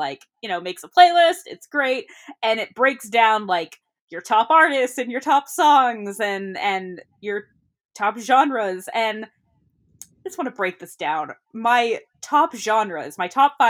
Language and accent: English; California, United States; We're Californians